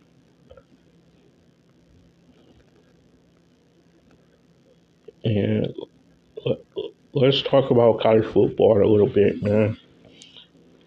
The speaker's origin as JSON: {"language": "English", "town": "Cleveland", "region": "Ohio", "country": "United States", "tie": "born or raised there", "said": "This city here in Cleveland, my hometown, Cleveland, Ohio"}